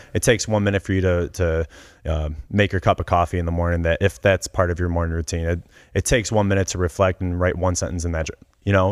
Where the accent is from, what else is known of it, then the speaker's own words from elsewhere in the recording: Cleveland, Ohio, United States; I grew up in Cleveland